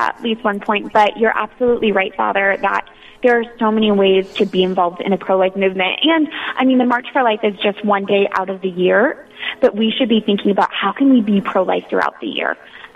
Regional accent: Florida, United States; moved away as an adult; now in Washington, D.C., United States; I grew up in Florida, and so my freshman year in college at Florida State University

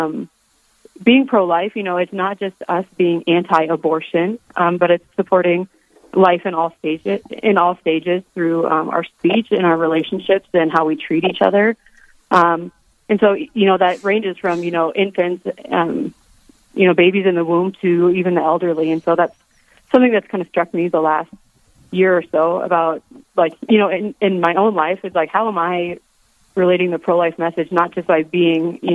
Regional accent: Rapid City, South Dakota, United States; I am originally from Rapid City, South Dakota. I grew up here

